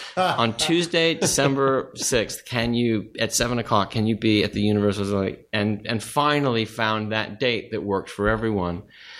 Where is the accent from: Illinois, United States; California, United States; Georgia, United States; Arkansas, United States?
California, United States; Studio City; In Studio City.